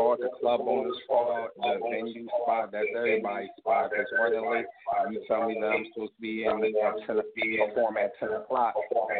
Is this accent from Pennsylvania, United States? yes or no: yes; Norristown, Pennsylvania, United States; Actually, I'm from Philly, a town called Norristown.